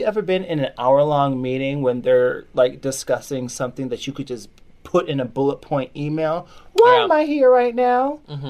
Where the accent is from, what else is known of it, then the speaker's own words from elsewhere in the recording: Chicago, Illinois, United States; also born or lived in Michigan; I grew up in the Chicagoland area, okay. And my family is from Jamaica.